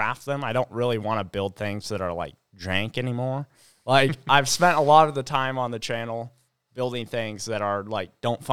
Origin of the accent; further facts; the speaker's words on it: United States; where are you from? And I was like, the U.S.